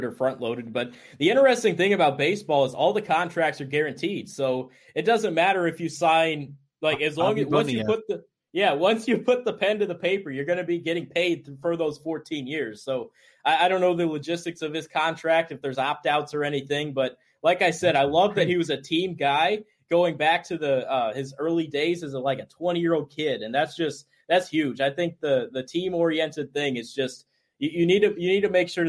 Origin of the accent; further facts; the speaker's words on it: Fort Wayne, Indiana, United States; my hometown, Fort Wayne